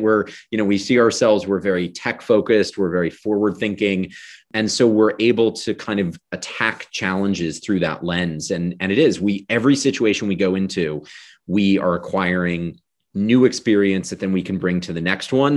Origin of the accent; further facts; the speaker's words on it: Washington, District of Columbia, United States; I was born in Washington, D C. I grew up outside of D C.